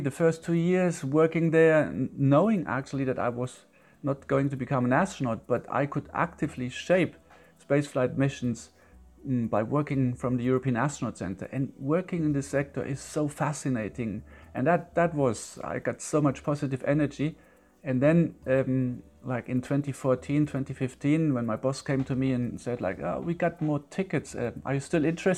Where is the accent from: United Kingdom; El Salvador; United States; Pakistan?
United Kingdom; Yorkshire and the Humber; But I still remember born and bred in Yorkshire.